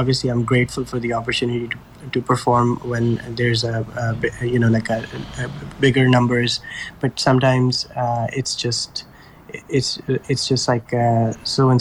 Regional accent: Pakistan; moved away as an adult; now in New York City, United States; I grew up in Pakistan, and once I moved to the U.S. At the age of 18 for college

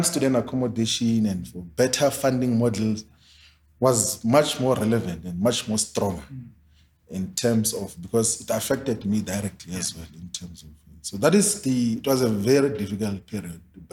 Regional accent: South Africa; I'm from Maoni's village

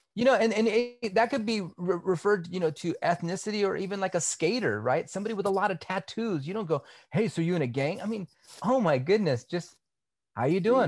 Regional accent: California, United States; I grew up here in California. So I'm Cali

